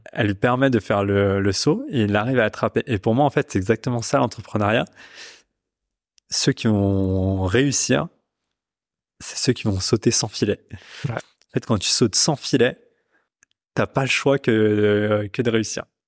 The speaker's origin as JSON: {"language": "French", "country": "Pakistan", "said": "je viens du, je viens du Pakistan"}